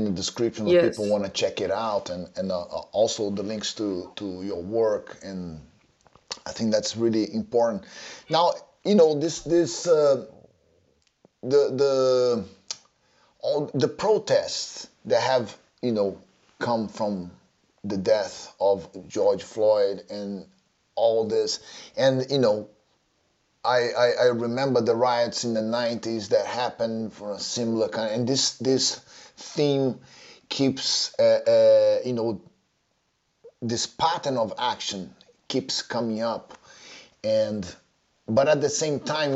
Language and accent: English; Rio de Janeiro, Brazil; moved away; when I was growing up in Rio